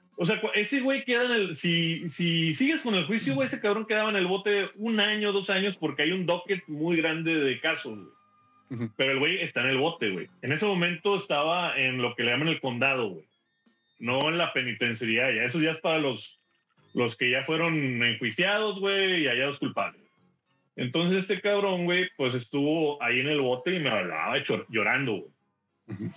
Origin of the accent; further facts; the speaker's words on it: Mexico; moved away as an adult; also born or lived in Houston; now in Dallas, United States; soy mexicano